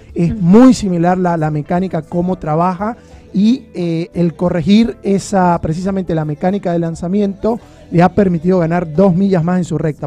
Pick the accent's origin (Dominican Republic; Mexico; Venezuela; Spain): Venezuela; now in Argentina